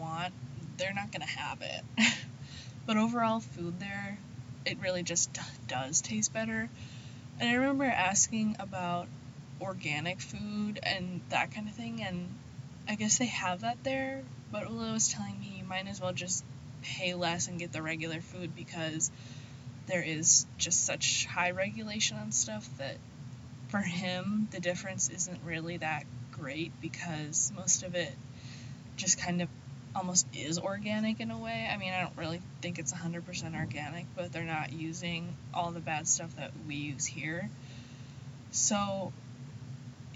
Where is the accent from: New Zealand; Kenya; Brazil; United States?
United States; Midwest; I'm from the Midwest